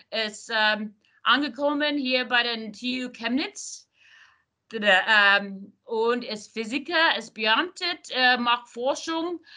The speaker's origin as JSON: {"language": "German", "region": "California", "country": "United States", "tie": "born or raised there", "second_language": "German", "said": "Ich bin in Silicon Valley geboren und groß, äh, ich war ähm, dort groß gewachsen."}